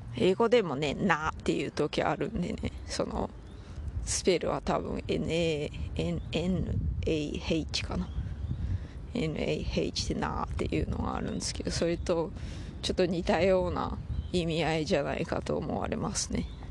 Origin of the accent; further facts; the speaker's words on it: Toyama, Japan; accent: Toyama dialect; moved away; 私富山弁と英語のバイリンガルでございます